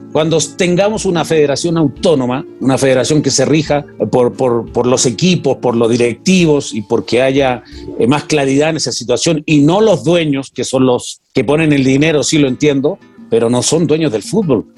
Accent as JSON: {"language": "Spanish", "country": "Chile", "said": "Vengo de Chile"}